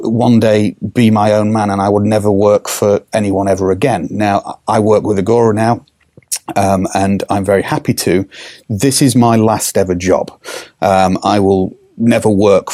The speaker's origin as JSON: {"language": "English", "region": "England", "country": "United Kingdom", "said": "We are English. I am English at the end of the day"}